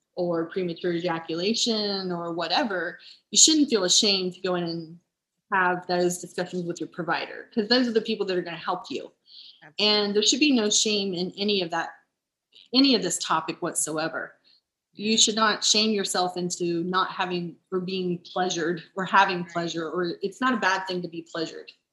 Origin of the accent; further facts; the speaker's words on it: Nashport, Ohio, United States; I grew up in Nashport